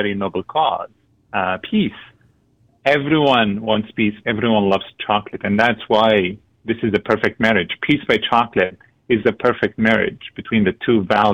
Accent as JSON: {"language": "English", "country": "Syria", "also_born_or_lived": "Lebanon", "moved": "yes", "lives_now": "Antigonish, Canada", "said": "My family and I come from Syria. We fled the country"}